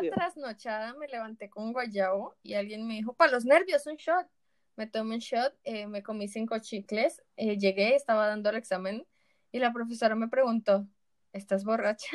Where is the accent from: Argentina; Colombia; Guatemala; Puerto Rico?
Colombia; por lo menos en Colombia